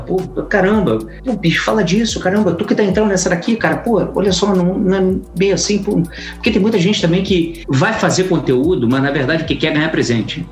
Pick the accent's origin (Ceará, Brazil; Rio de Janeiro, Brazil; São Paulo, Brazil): Rio de Janeiro, Brazil; Eu sou carioca, daqui do Rio de Janeiro